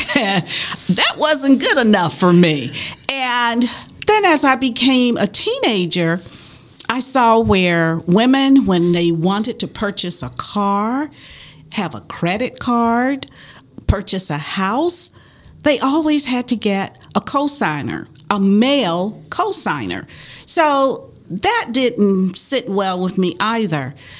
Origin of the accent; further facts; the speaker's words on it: the South, United States; I grew up in the South during the 50s and 60s